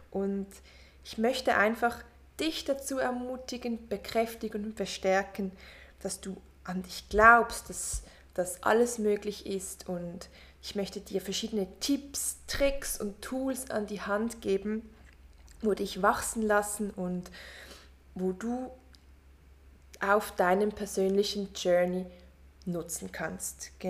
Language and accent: German; Switzerland; born there; ich bin in der Schweiz geboren und ich wuchs in einer ganz, ganz großen Familie auf